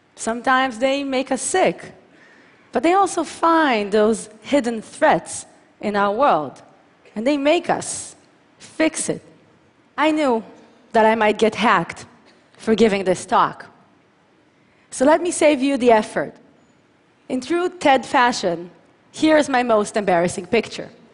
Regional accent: Tel Aviv, Tel Aviv District, Israel; from my hometown of Tel Aviv to Adelaide, Australia

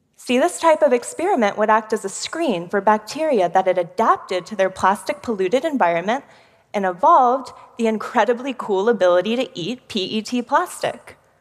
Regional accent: Houston, Texas, United States; I'm from one of the most polluted cities in America Houston, Texas

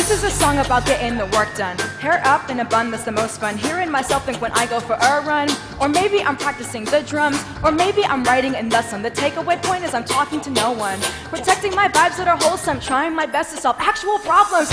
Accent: New York City, New York, United States; I grew up in New York City playing the drums

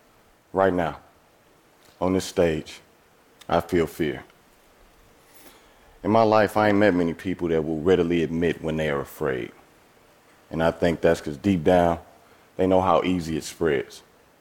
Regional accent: East St. Louis, Illinois, United States; See, I'm from East St. Louis, Illinois. That's a small city across the Mississippi River from St. Louis, Missouri. I have lived in and around St. Louis my entire life.

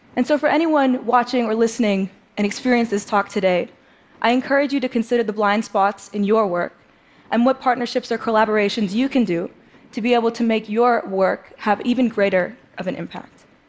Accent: New York City, New York, United States; I grew up in New York City playing the drums

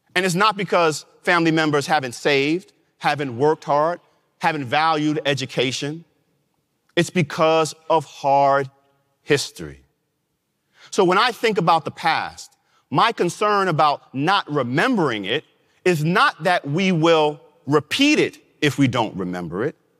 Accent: New York, United States; my home state of New York

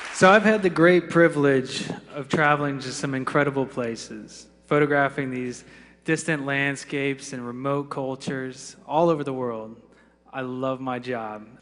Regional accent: Florida, United States; growing up in the Sunshine State

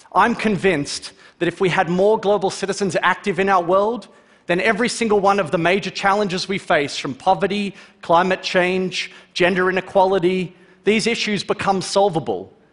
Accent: Melbourne, Victoria, Australia; Growing up in Melbourne, Australia

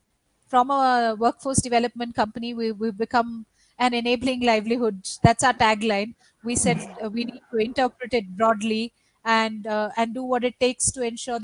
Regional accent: Bihar, India; now in Karnataka, India; actually I'm registered in my home state, which is Bihar, which is about 3,000 kilometers away.

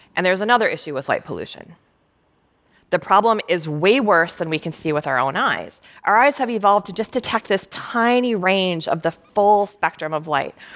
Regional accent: Minnesota, United States; I was growing up in Minnesota

